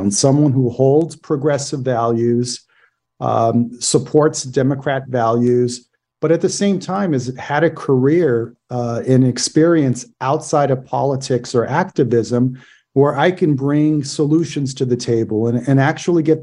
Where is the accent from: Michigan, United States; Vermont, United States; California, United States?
California, United States; Oakland; I was born and raised in East Oakland. My roots run deep. I grew up in the Fruitvale neighborhood.